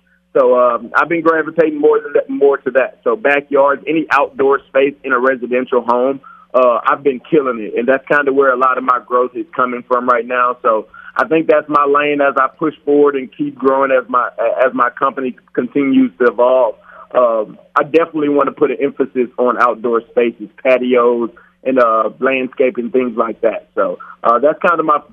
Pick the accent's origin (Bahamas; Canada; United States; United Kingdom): United States; Louisiana; now in Las Vegas, United States; I'm from Louisiana